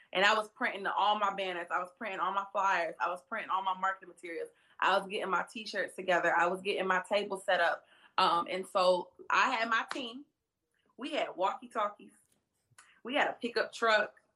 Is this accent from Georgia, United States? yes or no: yes; Atlanta, Georgia, United States; also born or lived in Savannah, Georgia; I'm from Atlanta, Georgia